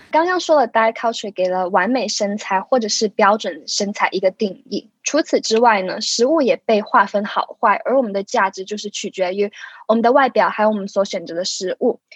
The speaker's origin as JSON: {"language": "Chinese", "country": "Hong Kong", "said": "我来自香港，是位准物理治疗学生"}